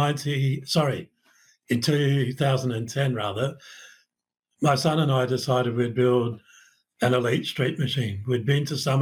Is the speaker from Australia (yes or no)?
yes; Adelaide, South Australia, Australia; now in Brisbane, Australia; I grew up in Brighton in South Australia, a suburb of Adelaide